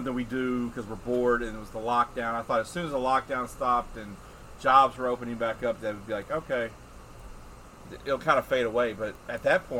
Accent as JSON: {"language": "English", "region": "Kentucky", "country": "United States", "tie": "born or raised there", "said": "growing up in Kentucky"}